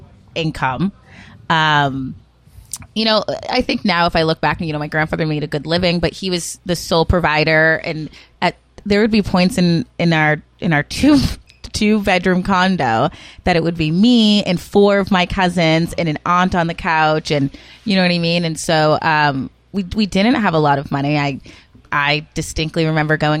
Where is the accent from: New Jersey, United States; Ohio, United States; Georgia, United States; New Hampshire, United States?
New Hampshire, United States; Rochester; also born or lived in Worcester, Massachusetts; My grandparents raised me and a couple of my cousins in Rochester, New Hampshire.